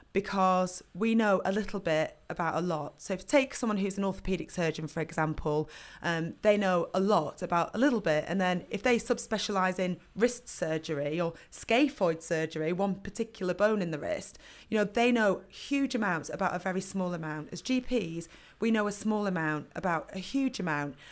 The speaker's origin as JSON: {"language": "English", "town": "Burnley", "region": "North West England", "country": "United Kingdom", "tie": "born or raised there", "said": "I grew up in Burnley"}